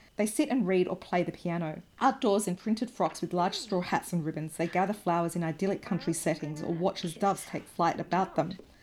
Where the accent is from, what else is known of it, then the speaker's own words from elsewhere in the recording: Australia; accent: broad Australian; my broad Australian accent